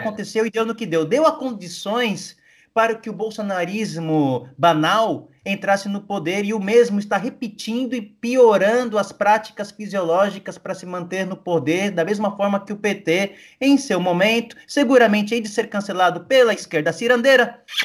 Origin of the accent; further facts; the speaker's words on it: Brazil; now in Argentina; como eu brasileiro